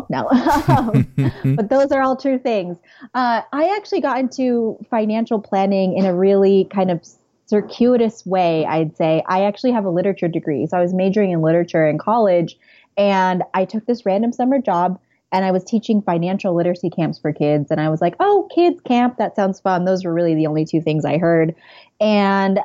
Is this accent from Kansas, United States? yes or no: no; California, United States; moved away as an adult; also born or lived in Santa Barbara; now in New York, United States; I'm originally from California